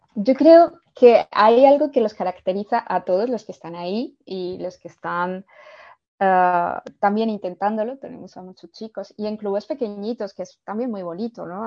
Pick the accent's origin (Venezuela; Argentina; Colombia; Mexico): Colombia; now in Spain; yo, yo soy de Colombia